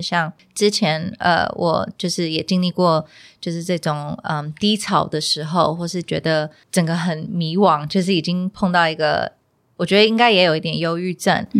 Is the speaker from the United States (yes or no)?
yes; United States; moved away; 小时候就是在美国出生长大